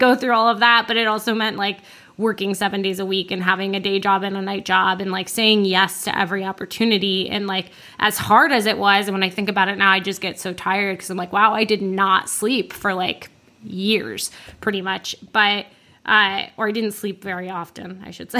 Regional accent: Orlando, Florida, United States; I grew up in Florida

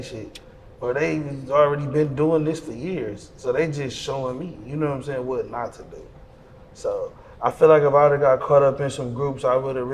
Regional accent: Detroit, Michigan, United States; I'm from the west side. I'm from Plymouth. Plymouth and Greenfield area.

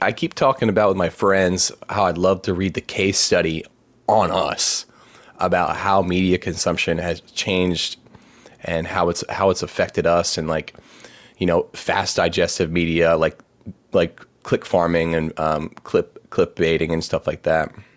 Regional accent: Anne Arundel County, Maryland, United States; moved away as an adult; also born or lived in Birmingham, Alabama / Lancaster, Pennsylvania; now in Baltimore, United States; was born and raised in Maryland, um, grew up in Anne Arundel County, which is right on the, uh, on the water.

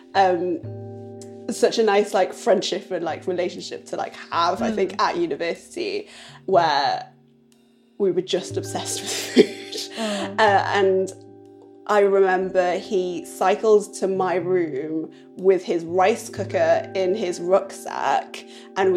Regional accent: Newcastle upon Tyne, North East England, United Kingdom; also born or lived in Chongqing, China; now in London, United Kingdom; when I was like young in Newcastle with my family

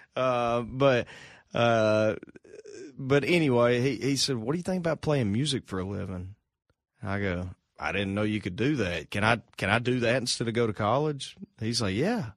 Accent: Arkansas, United States; moved away as an adult; now in Nashville, United States; moved from from home in Arkansas

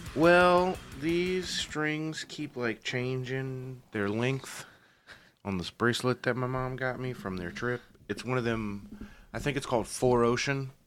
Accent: Yulee, Florida, United States; I grew up, you know, in Yulee here

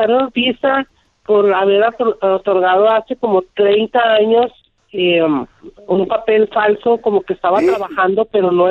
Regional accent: El Salvador; now in Dallas, United States; yo llamo de Dallas, Texas. Eh, yo soy salvadoreño, tengo TPS

